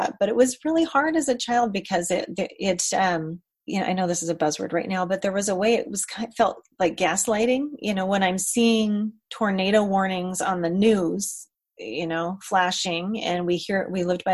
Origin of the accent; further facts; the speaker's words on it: Colorado, United States; I grew up in Colorado